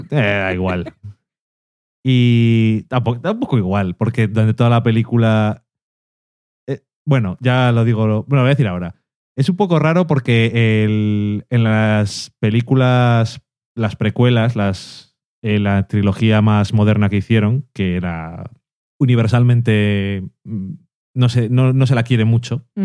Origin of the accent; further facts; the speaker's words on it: Burgos, Castile and León, Spain; Es que yo soy de aquí de Burgos.